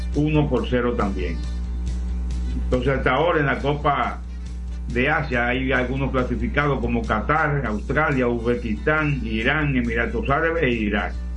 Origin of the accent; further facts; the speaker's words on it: La Vega, Dominican Republic; yo nací en La Vega, y con pueblano mío